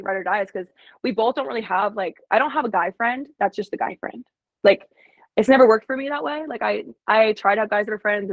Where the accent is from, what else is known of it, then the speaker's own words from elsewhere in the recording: Alaska, United States; moved away; also born or lived in Arizona; I'm from Alaska, but being in Arizona